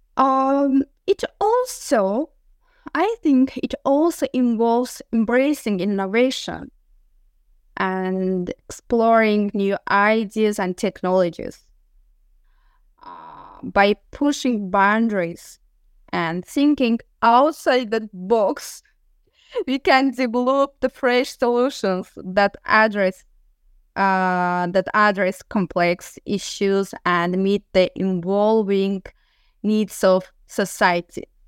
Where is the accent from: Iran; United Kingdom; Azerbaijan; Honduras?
Azerbaijan; Sumgait; moved away as an adult; now in Galway, Ireland; I was born in Sumgait, city of Azerbaijan